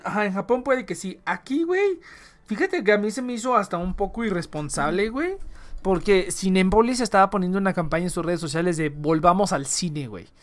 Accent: Mexico

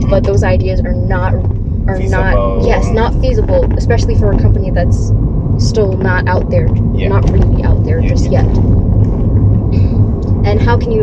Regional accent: Malaysia; I was born and raised in Malaysia, registered as Indian, but I don't really pass off as one

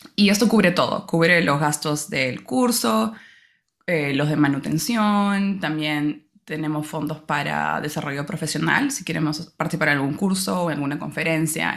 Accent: Peru; moved away as an adult; now in London, United Kingdom; como peruana y estudiante

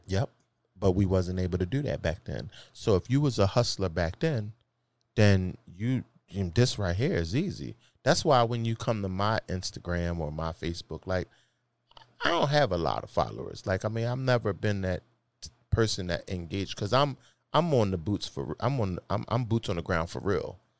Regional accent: Philadelphia, Pennsylvania, United States; I'm from Philly.

